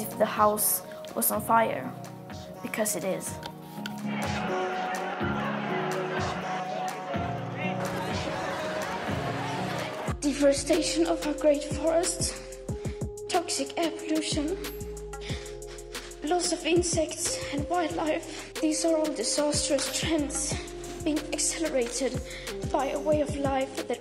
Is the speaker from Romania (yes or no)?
no; Sweden; I come from Sweden